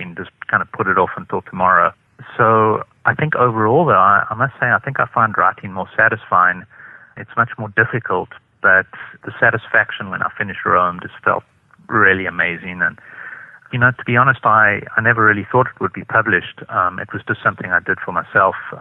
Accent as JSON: {"language": "English", "country": "South Africa", "said": "I come from South Africa"}